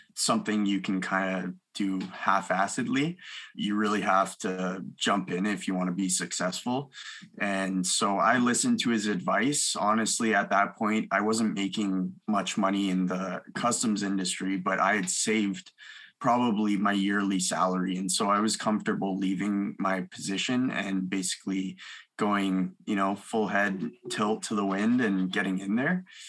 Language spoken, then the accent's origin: English; Milton, Ontario, Canada; also born or lived in Mississauga, Ontario; I uh, grew up between Milton, Ontario and Mississauga. I was born in Mississauga